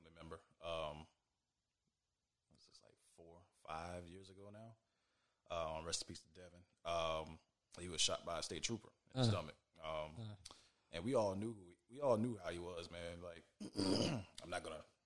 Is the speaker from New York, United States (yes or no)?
no; Sumter, South Carolina, United States; born and raised in South Carolina. Shout out to Sumter